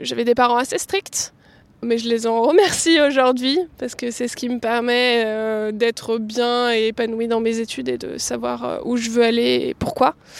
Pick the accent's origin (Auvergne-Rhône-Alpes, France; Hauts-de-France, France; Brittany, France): Auvergne-Rhône-Alpes, France; Lyon region; moved away as an adult; now in Cachan, France; je suis née à Lyon, enfin en région lyonnaise. Euh, j'ai passé toute ma vie là-bas